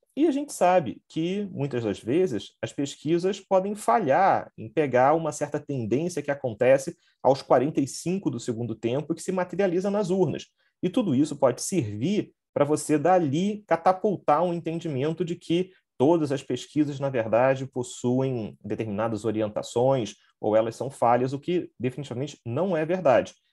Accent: Rio de Janeiro, Brazil; eu sou do Rio de Janeiro

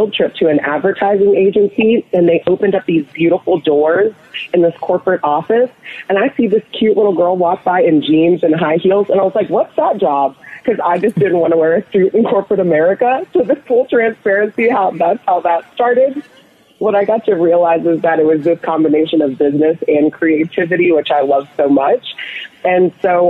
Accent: Atlanta, Georgia, United States; also born or lived in rural Ohio; I was raised in Ohio, and then my family moved to Atlanta, Georgia when I was a young girl, so I do consider Atlanta, Georgia home

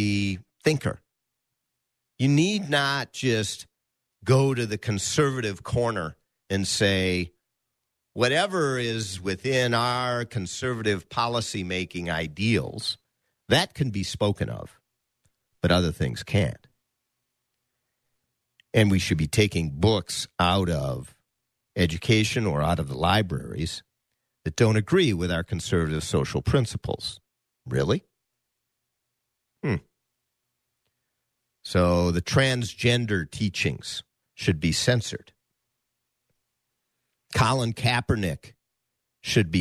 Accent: United States; as an American Jew

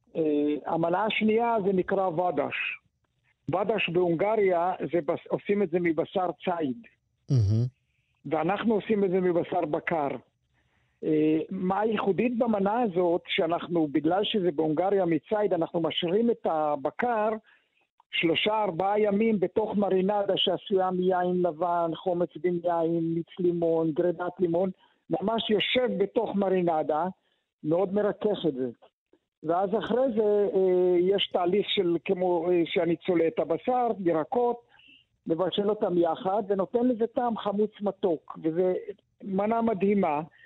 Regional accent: Israel; אני גדלתי בקיבוץ

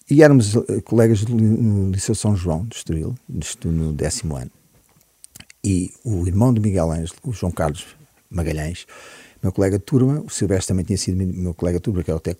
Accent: Sá da Bandeira, Huíla, Angola; also born or lived in Lisbon, Portugal / Tete, Mozambique; now in Portugal; cresci, a minha infância foi passada em grande parte em, em África.

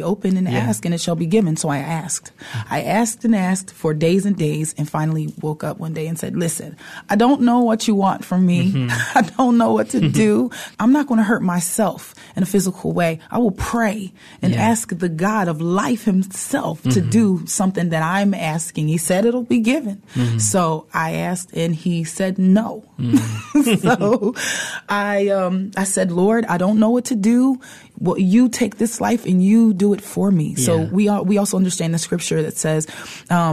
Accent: Philadelphia, Pennsylvania, United States; moved away as an adult; also born or lived in Washington State; now in Seattle, United States; I'm originally from Philadelphia.

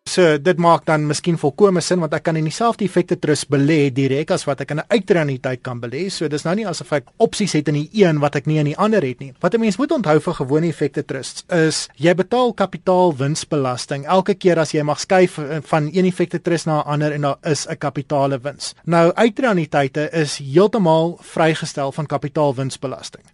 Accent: South Africa

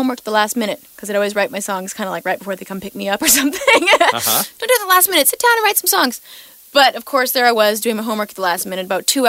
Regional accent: Victoria, British Columbia, Canada; growing up in Victoria, I guess because I'm first generation Canadian, my parents are from Portugal

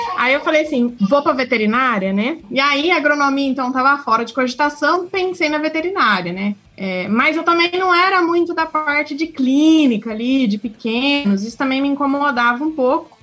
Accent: Uberaba, Minas Gerais, Brazil; Eu nasci em Uberaba

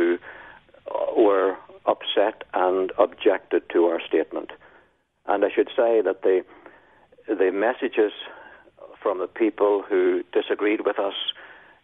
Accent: Northern Ireland, United Kingdom; moved away as an adult; also born or lived in Melbourne, Australia; now in Taree, Australia; I was in Northern Ireland. And I was a minister there for 16 years. So I can't change my accent, no matter how hard I try

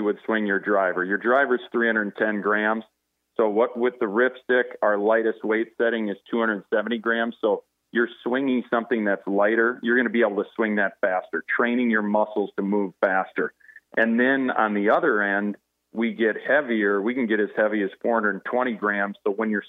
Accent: Faribault, Minnesota, United States; Luc and I grew up together in Faribault

